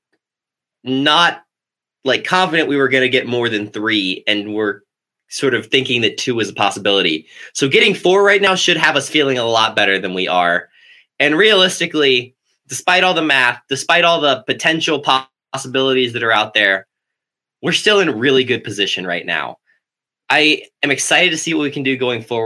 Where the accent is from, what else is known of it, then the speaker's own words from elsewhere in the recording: Chattanooga, Tennessee, United States; moved away; my hometown Chattanooga